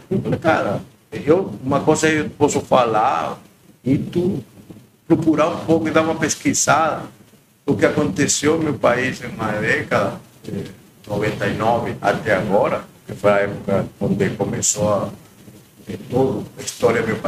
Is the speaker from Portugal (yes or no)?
no; Margarita Island, Nueva Esparta, Venezuela; Portuguese is a second language; moved away as an adult; now in Florianópolis, Brazil; sou da Venezuela, eh, moro em uma ilha se chama Margarita, estado do Espaço.